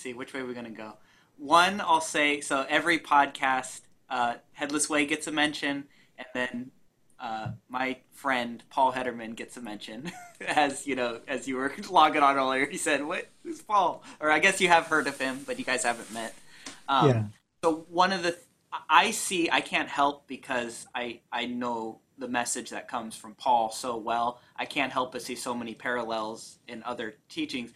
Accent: United States; we're not British, we're American

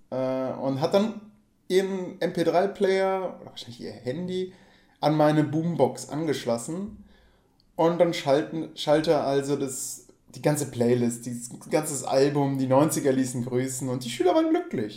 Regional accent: Geilenkirchen, North Rhine-Westphalia, Germany; ich komme halt aus Würm, ich bin Würmer

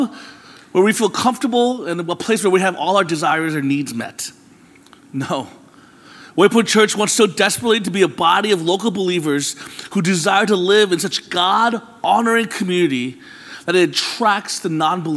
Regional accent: Florida, United States; moved away; I'm from Florida, where there really aren't any seasons.

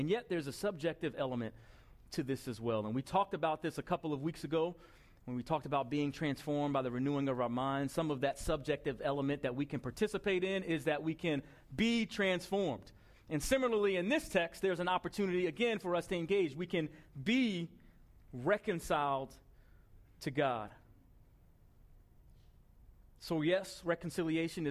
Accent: Long Island, New York, United States; I grew up in Long Island, the son of two parents who were born in the Deep South, raised in Harlem, New York

